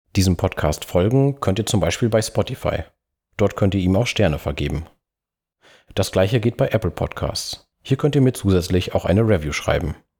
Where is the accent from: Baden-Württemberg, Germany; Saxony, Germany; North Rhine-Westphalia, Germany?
North Rhine-Westphalia, Germany; Münsterland; meine Heimat, das Münsterland